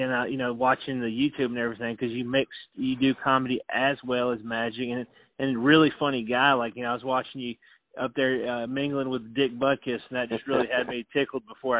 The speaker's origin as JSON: {"language": "English", "region": "Middle Tennessee", "country": "United States", "said": "and I'm from Middle Tennessee"}